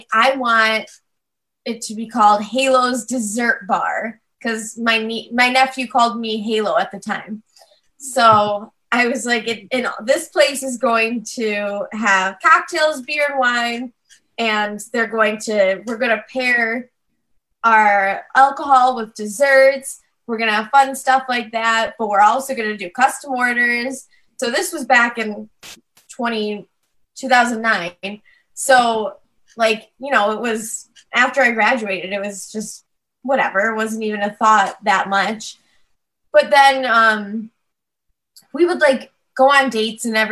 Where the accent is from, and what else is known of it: New York, United States; also born or lived in Pennsylvania